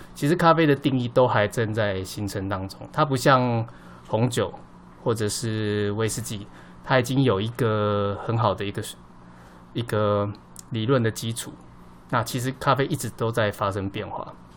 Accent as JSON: {"language": "Chinese", "country": "Taiwan", "said": "我们台湾人的印象中，我们最早期喝到的就是美军的基隆咖啡"}